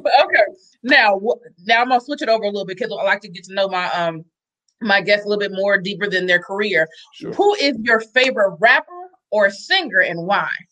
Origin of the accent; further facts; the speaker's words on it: Atlanta, Georgia, United States; moved away; also born or lived in Los Angeles; I know I grew up in Atlanta